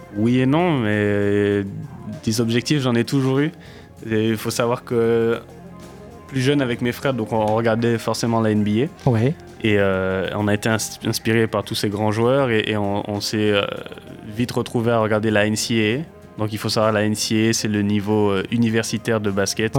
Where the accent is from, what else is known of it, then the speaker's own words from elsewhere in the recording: Martinique; also born or lived in Utah, United States; now in Poitiers, France; je suis né et j'ai grandi en Martinique